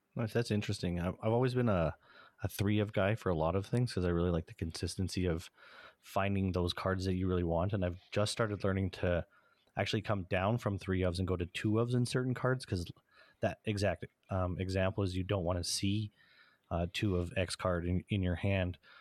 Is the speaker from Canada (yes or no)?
yes; Canada; we're Canadian